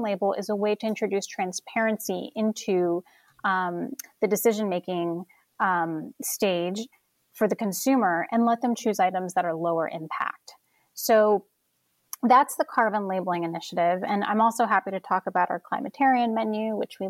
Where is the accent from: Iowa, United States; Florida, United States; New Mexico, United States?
Florida, United States; Orlando; moved away; also born or lived in New York; I'm from Orlando, Florida, born and raised